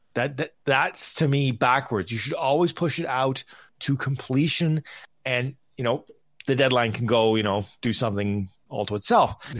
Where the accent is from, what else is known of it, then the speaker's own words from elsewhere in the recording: Canada; I'm Canadian, I'm in Vegas